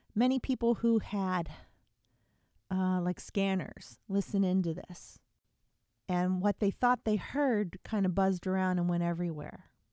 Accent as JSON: {"language": "English", "town": "Altoona", "region": "Pennsylvania", "country": "United States", "tie": "born or raised there", "moved": "yes", "said": "I'm actually from the Altoona, Pennsylvania area originally, um, at least growing up, that's where I was from"}